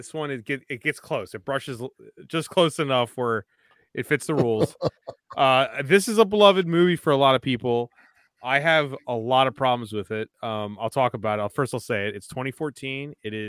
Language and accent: English; Baltimore, Maryland, United States; I'm born and raised in Baltimore